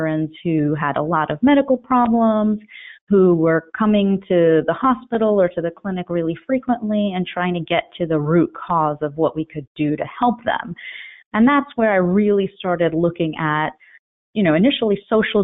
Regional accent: Elizabeth, New Jersey, United States; also born or lived in Cambridge, Massachusetts / New York City; I grew up in Elizabeth, New Jersey, really on the banks of a highly polluted river

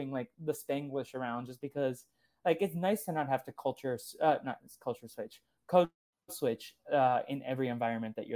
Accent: Brazil; first language Portuguese; English is a second language; even though Spanish is not my first language, like Brazilians speak Portuguese

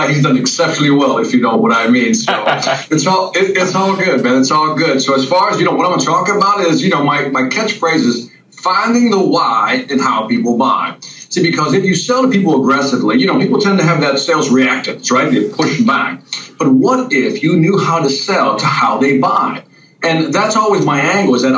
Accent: Chicago, Illinois, United States; I'm from Chicago

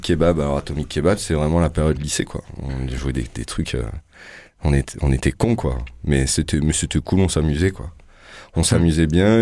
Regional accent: Loudun, Nouvelle-Aquitaine, France; also born or lived in Marseille / Corsica; je suis né à Loudun, dans le 86, dans la Vienne, dans le Poitou

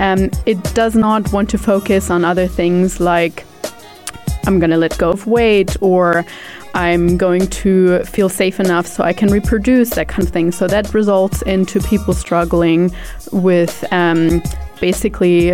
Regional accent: Germany; moved away; also born or lived in New Zealand; I'm originally from Germany. I have lived in New Zealand for quite some time, for about 9 years of my life.

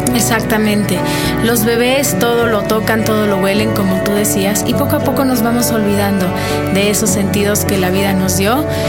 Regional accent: Mexico; como mexicanos

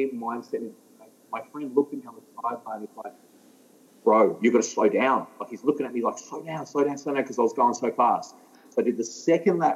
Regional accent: Ballarat, Victoria, Australia; I'm from Ballarat

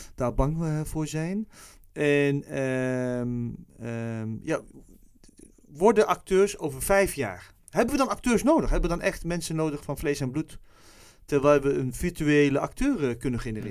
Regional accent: Netherlands; misschien ben ik zo opgevoed in Nederland

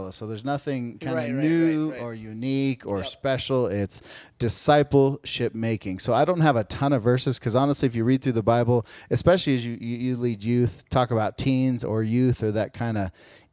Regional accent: Phoenix, Arizona, United States; also born or lived in Texas; I'm from Phoenix

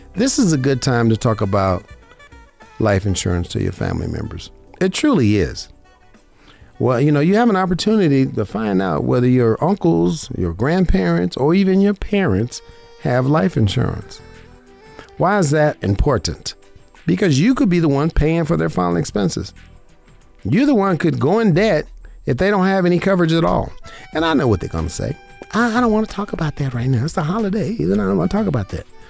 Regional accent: Las Vegas, Nevada, United States; I was born and raised in Vegas.

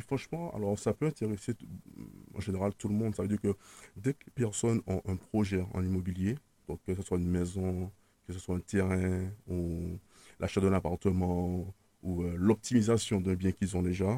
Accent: Martinique; moved away; also born or lived in Paris region / Switzerland; Je, je suis né en Martinique, j'ai grandi en Martinique, j'étais scolarisé en Martinique

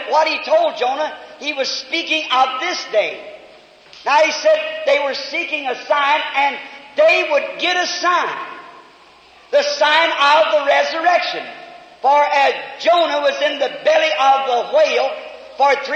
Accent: United States; I'm an American.

